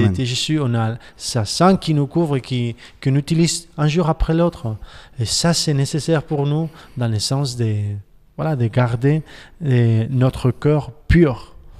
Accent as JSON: {"language": "French", "town": "Barcelona", "region": "Catalonia", "country": "Spain", "said": "J'ai 40 ans et puis j'habite à Barcelone"}